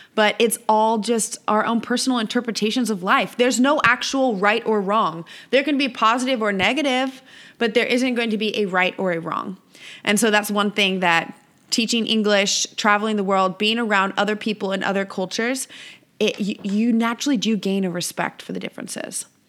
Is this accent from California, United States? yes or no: yes; Visalia, California, United States; moved away as an adult; also born or lived in San Diego, California / Costa Rica; here in my hometown of Visalia, California